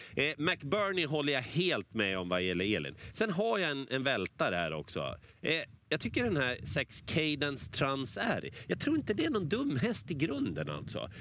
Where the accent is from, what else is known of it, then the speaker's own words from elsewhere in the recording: Sweden; vi är svenskar